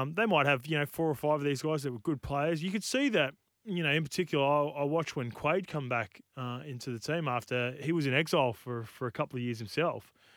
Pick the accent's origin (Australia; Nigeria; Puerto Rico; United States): Australia; I did grow up in Australia